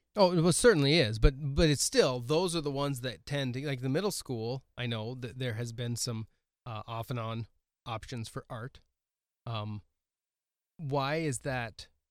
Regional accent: Oregon, United States; now in Milbank, United States; I grew up in Oregon

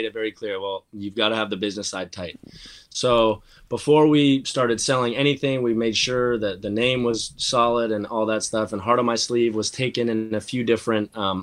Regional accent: Seattle, Washington, United States; Both being kids born and raised in Seattle.

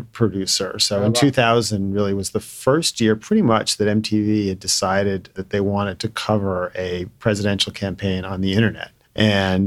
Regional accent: Brookline, Massachusetts, United States; moved away as an adult; also born or lived in New York / Cape Cod; I'm from Brookline, Massachusetts

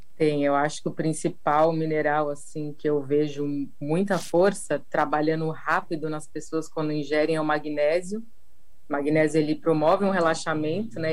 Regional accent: São Paulo, Brazil; now in Paraty, Brazil; eu sou de São Paulo e hoje em dia eu moro aqui em Paraty

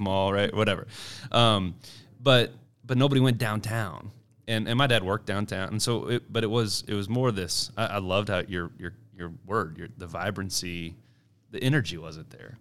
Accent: Kansas City, Missouri, United States; I grew up year in the Northland of K C, um, Kansas City North.

